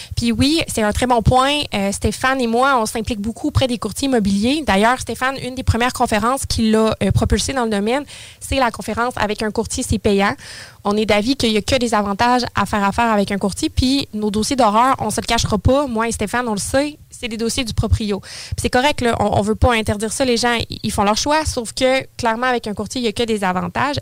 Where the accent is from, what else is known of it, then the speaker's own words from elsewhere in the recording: Saint-Apollinaire, Quebec, Canada; now in Lévis, Canada; J'ai toujours été sur la rive sud, originaire de Saint-Apollinaire